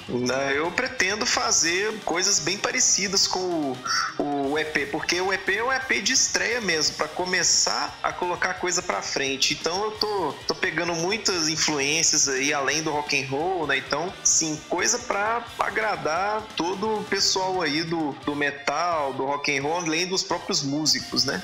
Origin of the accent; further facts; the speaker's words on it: Belo Horizonte, Minas Gerais, Brazil; eu sou de Minas, eu sou de Belo Horizonte, só que eu não sou de Varginha.